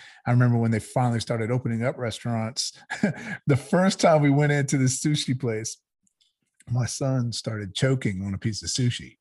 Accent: Georgia, United States; I grew up down here in the South. I grew up in Georgia. My parents are from New York, but I grew up here

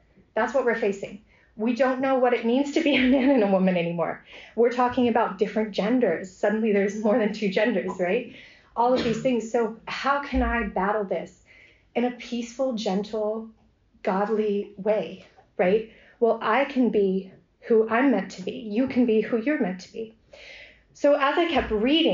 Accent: United States; moved away as an adult; also born or lived in Ave Maria, Florida; now in Oxford, United Kingdom; We are American, but my husband's studies has brought us all over Europe, really. And we ended up in Oxford

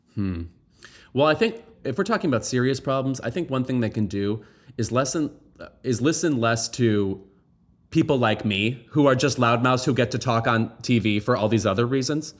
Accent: United States; I am deeply American

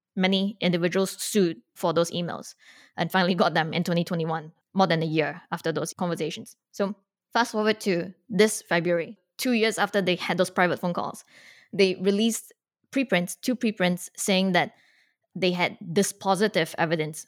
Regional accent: Singapore; moved away; I grew up outside of America, so I grew up in Singapore

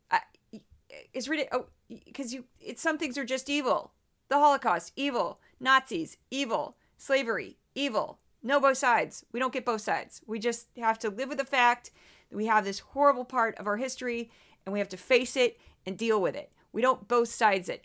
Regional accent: St. Louis, Missouri, United States; moved away; I am from Saint Louis

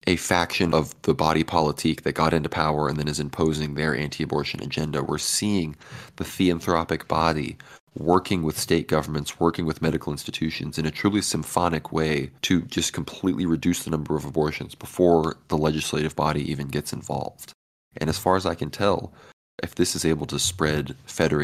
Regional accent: Texas, United States; here in my home state of Texas

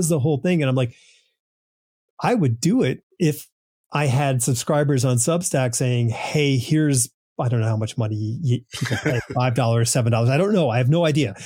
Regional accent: New England, United States; I grew up in New England

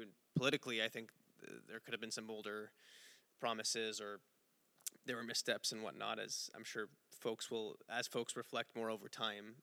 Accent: Montreal, Quebec, Canada; I'm from Montreal

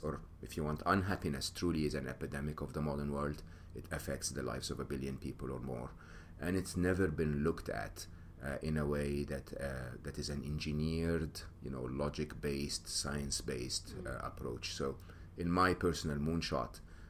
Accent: Egypt; moved away; I'm an Egyptian. I was born and raised in Egypt.

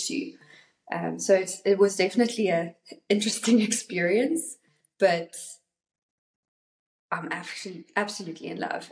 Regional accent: South Africa; also born or lived in North Carolina, United States / Cape Town, South Africa; all the way from South Africa.

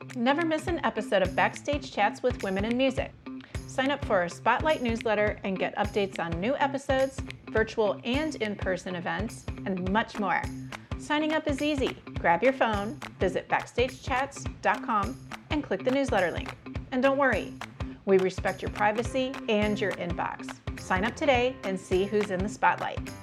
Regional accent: Detroit, Michigan, United States; I grew up in the Detroit area

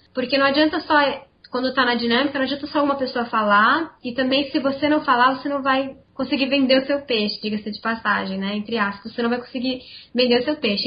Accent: Campinas, São Paulo, Brazil; sou aqui de Campinas, onde eu trabalho

